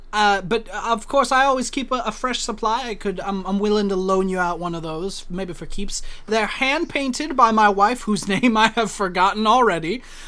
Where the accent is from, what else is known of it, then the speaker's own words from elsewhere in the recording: the South, United States; I'm good American boy of the South.